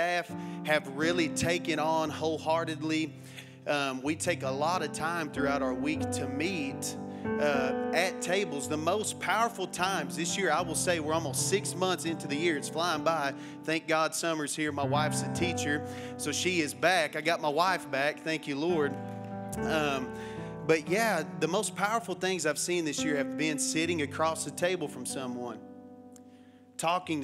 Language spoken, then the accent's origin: English; Matador, Texas, United States; I grew up in Matador, Texas